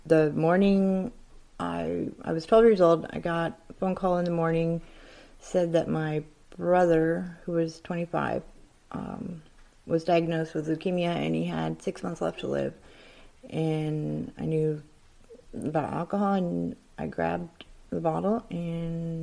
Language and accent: English; Soldotna, Alaska, United States; I was born and raised in Slovenia.